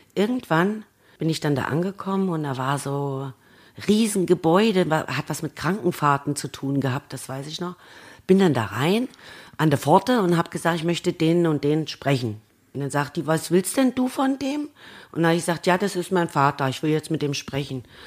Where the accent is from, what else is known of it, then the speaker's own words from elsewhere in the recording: Annaburg, Saxony-Anhalt, Germany; Bei uns in Annaburg